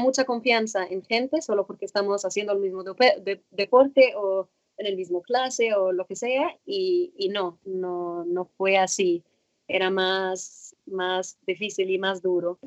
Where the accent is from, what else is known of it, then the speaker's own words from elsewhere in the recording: Cairo, Cairo Governorate, Egypt; moved away as an adult; now in United States; nací en Cairo, en Egipto. Empecé con el nado sincronizado en mi club en Cairo cuando tenía 12, eh, no, 8, 7, 8 años